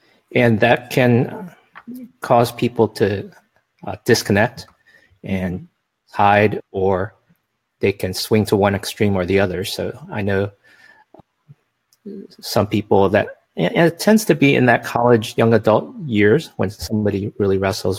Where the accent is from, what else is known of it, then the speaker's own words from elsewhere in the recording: United States; they find out that I grew up in America and my Mandarin is pretty bad